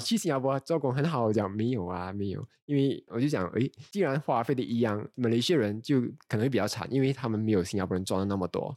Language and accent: Chinese; Ipoh, Perak, Malaysia; 我是怡保人的